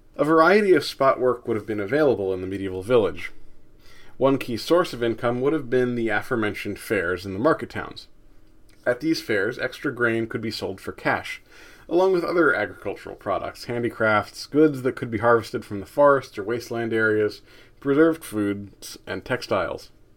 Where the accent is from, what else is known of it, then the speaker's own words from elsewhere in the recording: United States; as an American